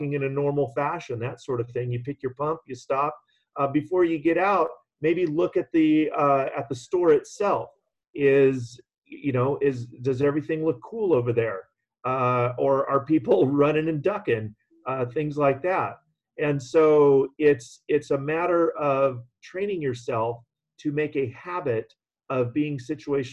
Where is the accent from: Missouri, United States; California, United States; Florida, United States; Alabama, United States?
California, United States; living and growing up in California